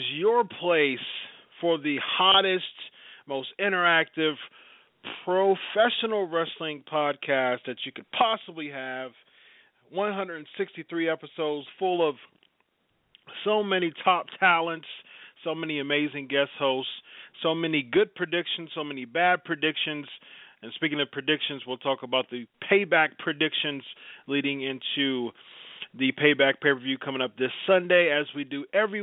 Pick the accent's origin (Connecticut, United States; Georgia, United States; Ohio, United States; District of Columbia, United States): Ohio, United States; I'm from Ohio